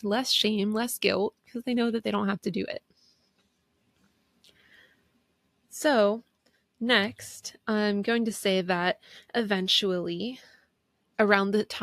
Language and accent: English; East Coast, United States; I'm from the East Coast